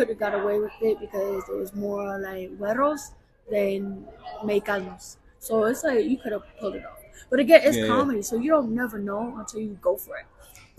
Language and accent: English; New York City, New York, United States; now in El Paso, United States; I'm from New York. Brooklyn, New York. Born and raised.